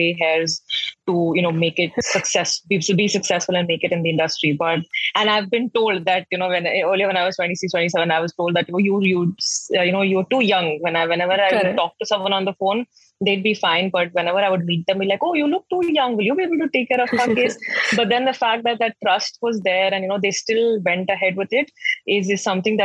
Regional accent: Patna, Bihar, India; moved away as an adult; also born or lived in Pune / Delhi; I'm from Patna

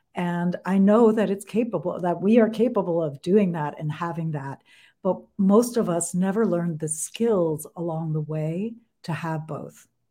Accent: New York, United States; I'm from New York

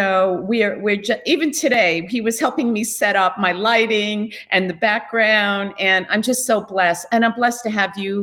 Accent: Islip, New York, United States; I was a Long Island girl. I grew up in Islip

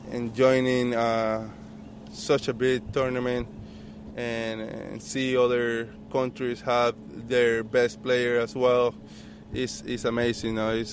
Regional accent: Panama; Panama is a big baseball country, and uh, we we just love uh, watching baseball, playing baseba

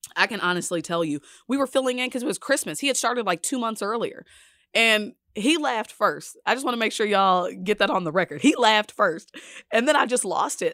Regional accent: Dallas, Texas, United States; moved away as an adult; now in Kansas City, United States; I'm from Dallas.

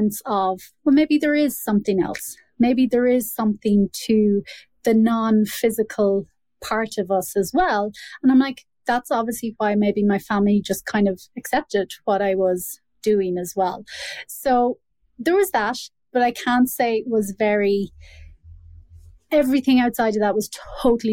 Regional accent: Ireland; born or raised there

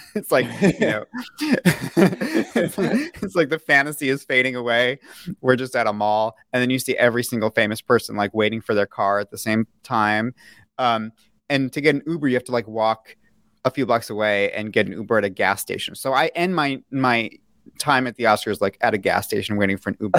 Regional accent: New York City, New York, United States; I, I grew up in New York City.

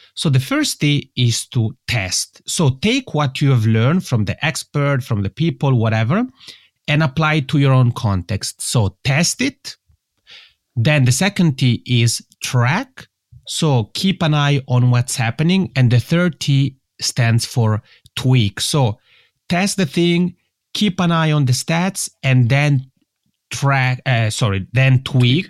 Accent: Italian-speaking part of Switzerland, Italian-speaking Switzerland, Switzerland; first language Italian; English is a second language; English is not my mother tongue, and that's because I'm originally from the Italian-speaking part of Switzerland. And I had the luck, actually, of being born in Switzerland

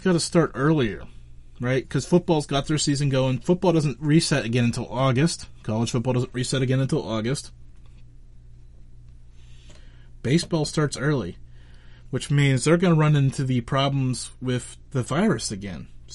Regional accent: Western Pennsylvania, United States; I'm from Western Pennsylvania

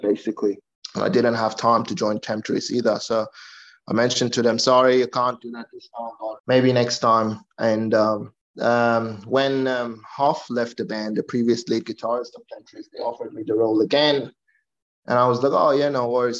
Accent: Iran; now in Australia; I'm originally from Iran

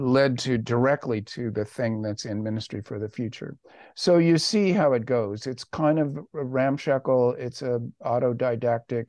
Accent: United States; I am an American

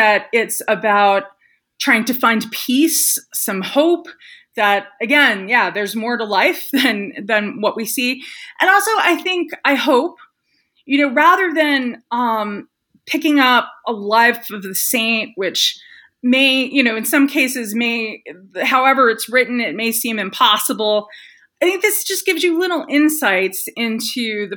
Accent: New York City, New York, United States; I was born and raised in New York City.

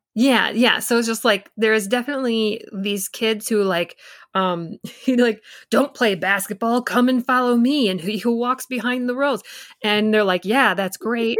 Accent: Michigan, United States; I grew up in the Midwest and in Michigan

